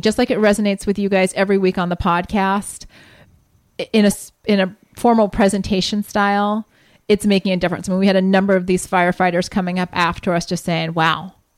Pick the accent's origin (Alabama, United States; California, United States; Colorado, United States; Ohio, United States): Ohio, United States; Columbus; moved away; I'm from Columbus